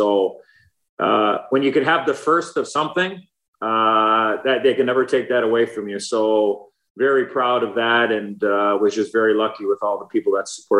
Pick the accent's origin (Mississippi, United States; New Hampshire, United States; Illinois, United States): Illinois, United States; Chicago; born or raised there